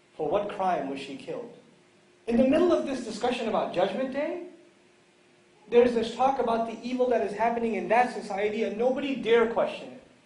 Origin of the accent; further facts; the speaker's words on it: New York City, New York, United States; moved away; I come from New York City originally